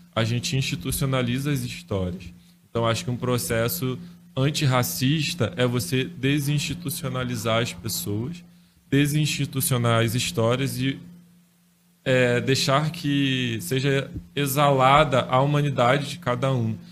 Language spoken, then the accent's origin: Portuguese; Nilópolis, Rio de Janeiro, Brazil; eu sou de Nilópolis, Baixada Fluminense, no estado do Rio de Janeiro